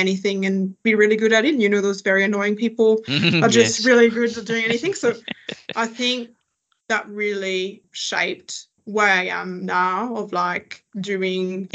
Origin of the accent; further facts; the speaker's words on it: next to Paris, Île-de-France, France; English is a second language; moved away as an adult; now in Adelaide, Australia; I am originally from France. So I grew up next to Paris, not in Paris, that's an important distinction, but I grew up next to Paris.